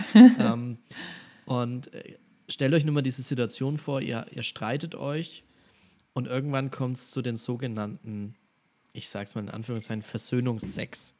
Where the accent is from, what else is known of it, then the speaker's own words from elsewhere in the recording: Franconia, Bavaria, Germany; sagt man bei uns in Franken